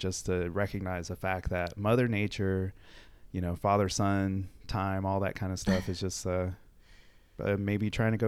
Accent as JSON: {"language": "English", "town": "Baltimore", "region": "Maryland", "country": "United States", "tie": "born there", "said": "So I was born in Baltimore, Maryland. Actually never lived there."}